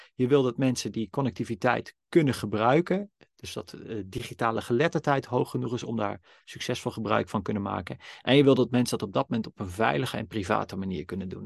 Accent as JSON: {"language": "Dutch", "country": "Netherlands", "tie": "born or raised there", "said": "ik ben een witte, blanke man, geboren in Nederland, in een liefdevol gezin"}